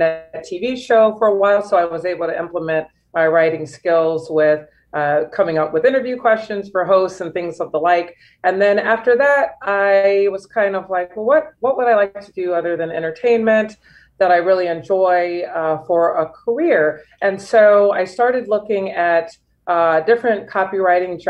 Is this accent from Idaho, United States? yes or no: no; St. Louis, Missouri, United States; moved away as an adult; also born or lived in Chicago / Los Angeles / France; now in Miami, United States; I'm born and raised in St. Louis, Missouri, and then I've lived there for most of my life.